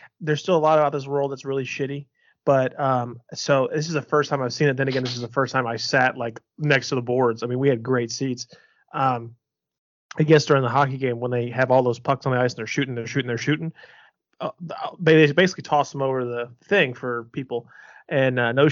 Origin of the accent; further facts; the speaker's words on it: Cleveland, Ohio, United States; I'm from Cleveland